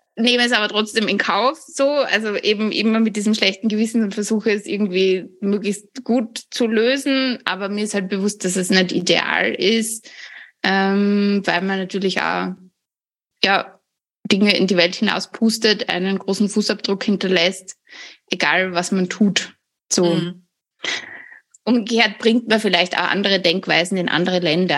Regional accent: Austria; Ich komme, wie man hört, aus Österreich

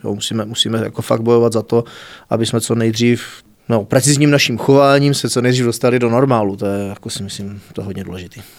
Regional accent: Znojmo, South Moravian Region, Czechia; also born or lived in Šanov; Narodil jsem se v Šanově, ale v zápětí do druhé třídy jsem se stěhoval už do Znojma

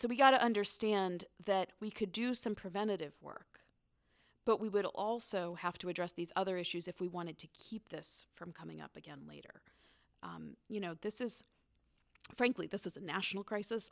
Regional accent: Northern Virginia, United States; I grew up in Northern Virginia

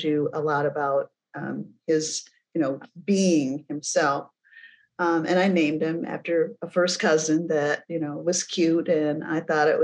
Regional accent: Flint, Michigan, United States; I was born and raised in Flint, Michigan

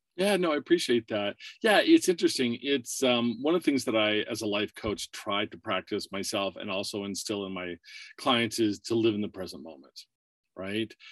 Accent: Warren, Pennsylvania, United States; moved away as an adult; also born or lived in Burbank, California / Erie, Pennsylvania; now in California, United States; I was born in California, but raised in uh, Warren, Pennsylvania. It's a very small town.

